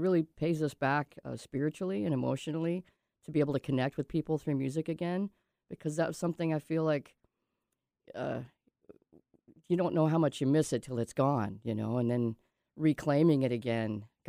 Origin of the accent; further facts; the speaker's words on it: Oak Harbor, Washington, United States; also born or lived in Coupeville, Washington / Mount Vernon, Washington; I spent some time on Whidbey Island Elementary School. Oak Harbor. I lived in Oak Harbor and in Coopville when I was a child before I moved to Mount Vernon and met Brooke.